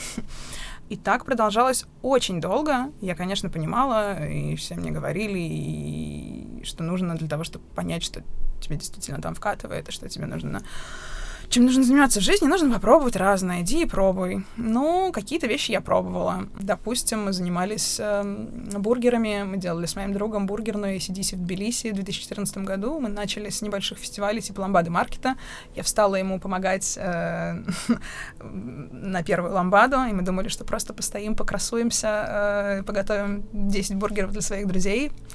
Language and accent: Russian; Bashkortostan, Russia; also born or lived in Tel Aviv; now in Moscow, Russia; тот небольшой городок, где я родилась, в Башкирии